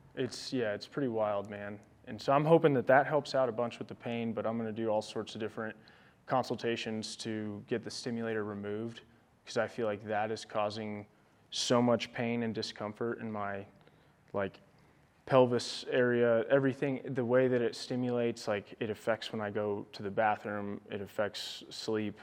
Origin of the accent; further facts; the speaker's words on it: Olathe, Kansas, United States; moved away as an adult; I grew up just outside Kansas City uh, in Olathe, Kansas